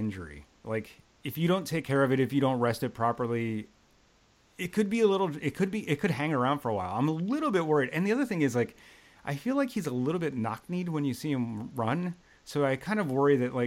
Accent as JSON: {"language": "English", "town": "Philadelphia", "region": "Pennsylvania", "country": "United States", "moved": "yes", "lives_now": "New York, United States", "said": "I'm from the Philly area"}